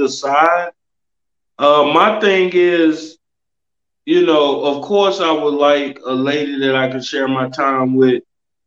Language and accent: English; Louisiana and Houston, Texas, the South, United States; moved away as an adult; also born or lived in California; now in Austin, United States; I was born in California, kind of raised in the South in Louisiana and Houston, Texas.